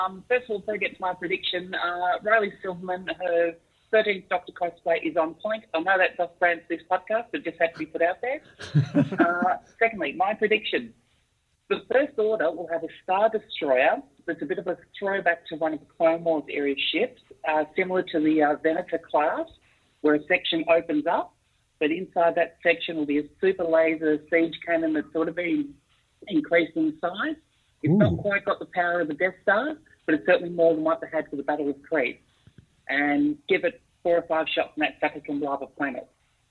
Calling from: Perth, Western Australia, Australia; Sorry to disappoint, Steele. … in Perth.

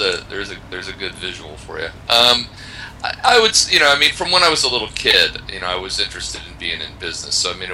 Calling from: Poland; I am talking to you from Poland.

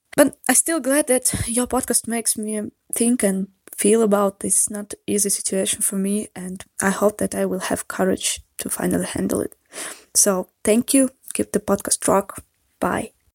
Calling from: Saint Petersburg, Russia; English is a second language; I'm calling you from Saint Petersburg, Russia. Uh, sorry for my accent or mistakes in grammar and vocabulary. English is not my mother tongue.

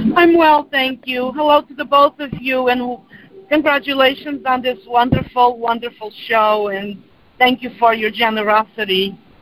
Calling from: New Jersey, United States; I'm calling from New Jersey

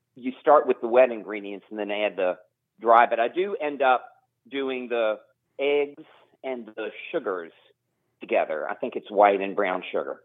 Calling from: Huddleston, Virginia, United States; I'm calling from Huddleston, Virginia

